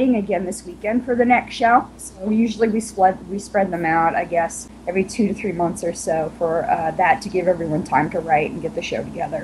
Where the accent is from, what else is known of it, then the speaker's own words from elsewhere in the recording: Long Island, New York, United States; moved away as an adult; now in Virginia, United States; I'm from Long Island